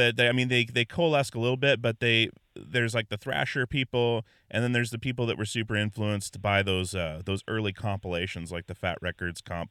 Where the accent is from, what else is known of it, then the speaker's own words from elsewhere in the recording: Alaska, United States; now in Portland, United States; growing up in Alaska